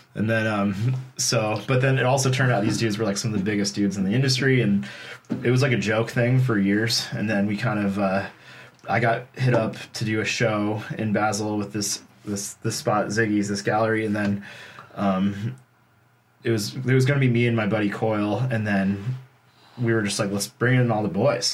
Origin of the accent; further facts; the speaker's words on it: Burlington, Vermont, United States; growing up in Burlington